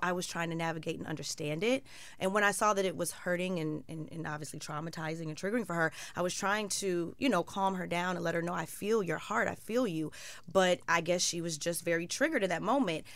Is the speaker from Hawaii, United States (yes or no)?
no; Chicago, Illinois, United States; I'm from Chicago